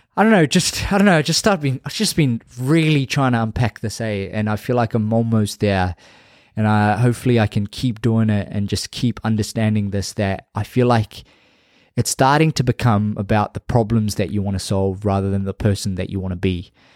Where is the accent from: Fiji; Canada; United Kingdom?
Fiji; Labasa, Northern Division; moved away; my hometown, Lambasa